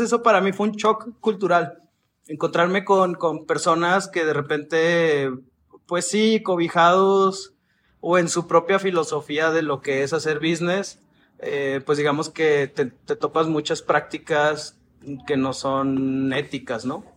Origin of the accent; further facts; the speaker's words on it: Chihuahua, Mexico; moved away as an adult; now in Mexico City, Mexico; yo soy de Chihuahua, como lo acabas de decir, y ya tengo un rato viviendo acá en la Ciudad de México